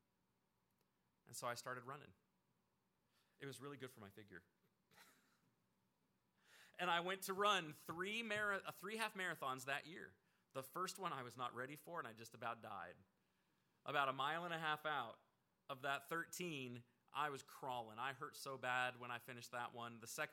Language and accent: English; Oregon, United States; moved away; I grew up out in Oregon, so we had like everything you could possibly have.